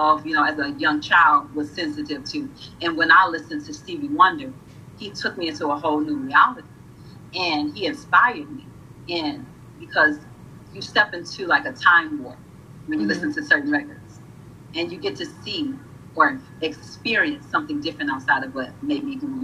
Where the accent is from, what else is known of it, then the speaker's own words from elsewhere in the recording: Peoria, Illinois, United States; I was born in Peoria, Illinois. I was born in Peoria, Illinois, 3 hours from Chicago. But we were born in an apartment complex called Taft Homes.